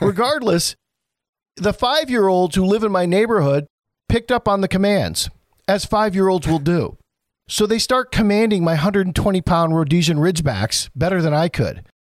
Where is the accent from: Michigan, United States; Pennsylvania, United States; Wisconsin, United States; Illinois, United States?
Michigan, United States; Flint; also born or lived in Burton; a native of Flint myself